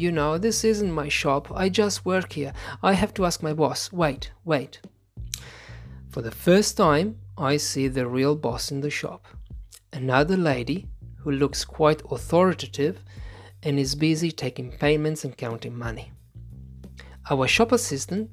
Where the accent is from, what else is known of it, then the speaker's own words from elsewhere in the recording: Italy; English is a second language; As soon as we say Italy